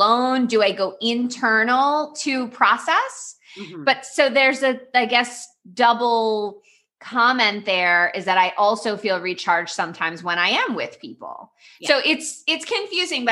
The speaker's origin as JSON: {"language": "English", "town": "Miami", "region": "Florida", "country": "United States", "tie": "born or raised there", "said": "I grew up in Miami or in Florida"}